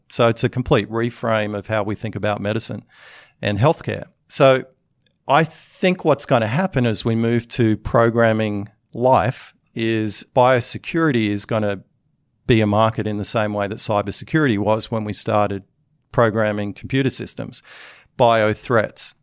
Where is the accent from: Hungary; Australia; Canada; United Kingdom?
Australia; moved away as an adult; also born or lived in United States; as an Australian, I cared a lot about that enough to come back into the country